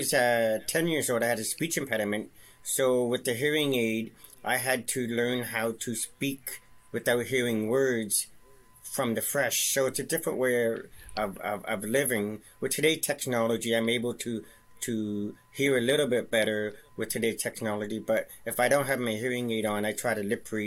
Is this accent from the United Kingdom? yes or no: no; Ottawa, Ontario, Canada; also born or lived in Victoria, British Columbia; So in 72, Dad was in D&D Armed Forces. So we transferred, we drove across Canada to Ottawa, and we've been in Blackburn Hamlet since 1972